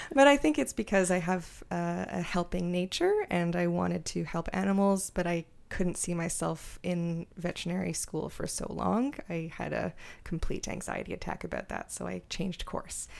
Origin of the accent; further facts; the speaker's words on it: Montreal, Quebec, Canada; I grew up in Montreal